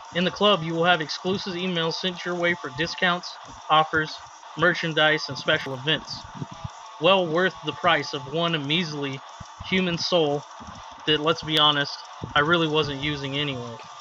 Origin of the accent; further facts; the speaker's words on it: Fresno, California, United States; my hometown AAA team, the Fresno